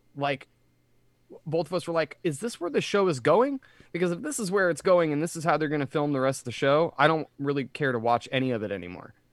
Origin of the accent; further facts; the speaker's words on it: Reading, Pennsylvania, United States; moved away; also born or lived in Jacksonville; Joe and I were raised in Reading.